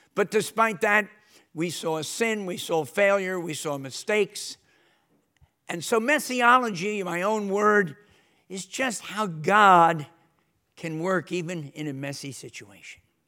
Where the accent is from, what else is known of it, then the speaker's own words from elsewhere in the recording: New York City, New York, United States; moved away as an adult; also born or lived in Britain; now in United Kingdom; I'm actually from New York City area